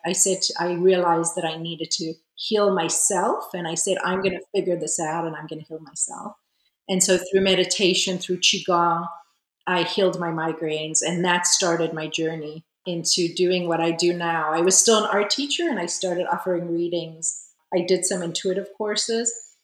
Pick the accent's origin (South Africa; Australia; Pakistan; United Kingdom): South Africa; moved away as an adult; also born or lived in Israel / California; now in France; I was born in Israel. I grew up in South Africa during apartheid. Then I moved back to Israel when I was 18 and spent about 9 years there.